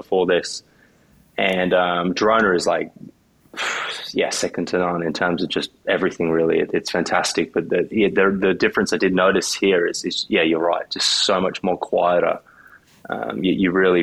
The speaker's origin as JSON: {"language": "English", "town": "Noosa", "region": "Queensland", "country": "Australia", "tie": "born or raised there", "also_born_or_lived": "Dumfries, Scotland", "moved": "yes", "lives_now": "Spain", "said": "I grew up in Noosa, Queensland"}